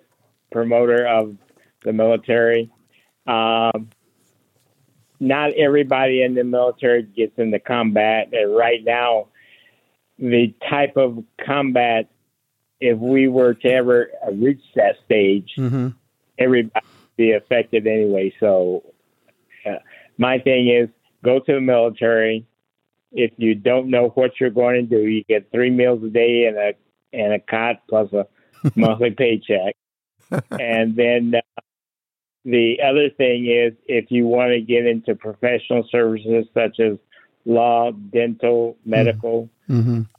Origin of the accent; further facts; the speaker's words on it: Fort Wayne, Indiana, United States; moved away as an adult; I'm from Fort Wayne, Indiana, and my hometown